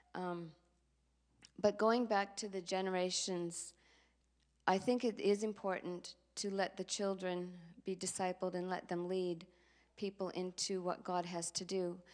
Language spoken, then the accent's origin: English; Minneapolis, Minnesota, United States; moved away as an adult; now in Sydney, Australia; I grew up in North Minneapolis